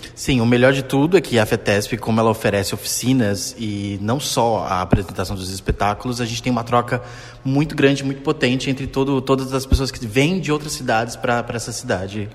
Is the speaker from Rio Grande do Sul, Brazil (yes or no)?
no; São Paulo, Brazil; sou de São Paulo.